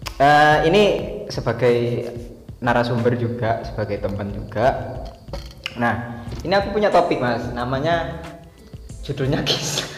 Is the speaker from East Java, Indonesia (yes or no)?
yes; Banyuwangi, East Java, Indonesia; Kita lah sebagai orang Jawa Timur, kita tinggal di Jawa Timur. Banyuwangi tepatnya